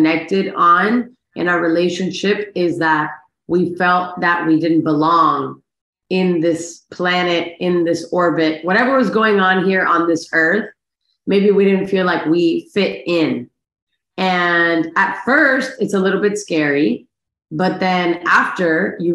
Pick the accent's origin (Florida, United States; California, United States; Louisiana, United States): Florida, United States; Miami; I'm from Miami, born and raised.